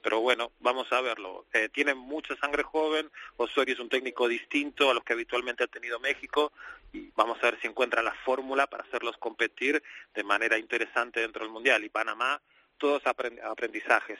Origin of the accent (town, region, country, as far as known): Argentina